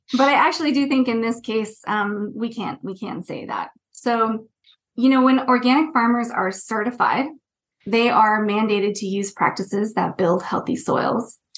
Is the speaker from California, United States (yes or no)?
yes; Northern Central Valley of California, United States; moved away as an adult; also born or lived in Santa Cruz, California / Wellington, New Zealand / Canterbury, New Zealand / Bay Area, California; I grew up in the Central Valley of California, in the Northern Central Valley, in a very rural area